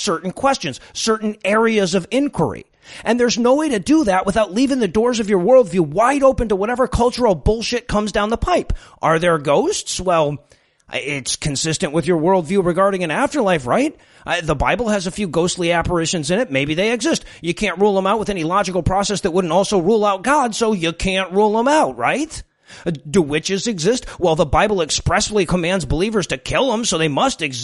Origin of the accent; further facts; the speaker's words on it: Detroit, Michigan, United States; moved away; Look, I'm from Detroit. We love Halloween in Detroit.